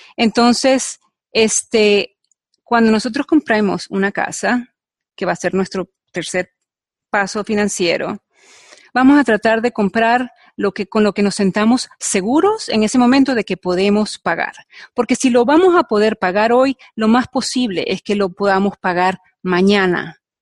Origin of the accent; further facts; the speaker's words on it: Venezuela; moved away as an adult; now in United States; Yo vengo de Venezuela donde agradezco que se haya hecho un poco más difícil, o sea, bueno, yo salí de Venezuela hace 20 años